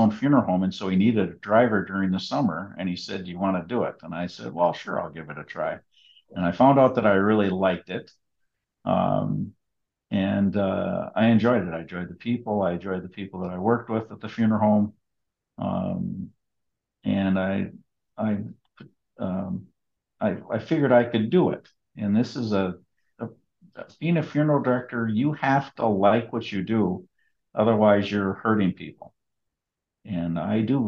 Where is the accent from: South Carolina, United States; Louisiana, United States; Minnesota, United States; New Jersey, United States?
Minnesota, United States; Hermantown; I was raised on a farm out in Hermantown with my siblings and my mom and dad